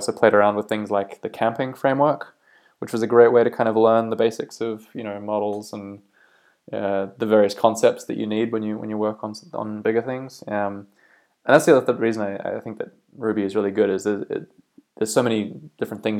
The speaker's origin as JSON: {"language": "English", "area": "Bay of Islands, North Island", "region": "Northland", "country": "New Zealand", "tie": "born or raised there", "also_born_or_lived": "Auckland, New Zealand / Australia", "moved": "as an adult", "lives_now": "County Down, Northern Ireland, United Kingdom", "said": "I'm originally from New Zealand. I grew up in the Bay of Islands up north in North Island."}